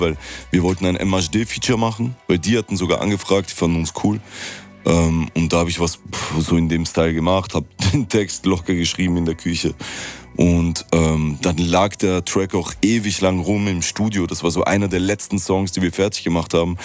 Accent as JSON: {"language": "German", "region": "Vienna", "country": "Austria", "tie": "born or raised there", "said": "weil das meine Heimatstadt ist"}